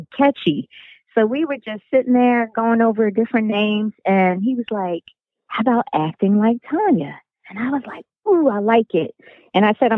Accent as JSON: {"language": "English", "town": "Philadelphia", "region": "Pennsylvania", "country": "United States", "tie": "born or raised there", "said": "I'm from Philly."}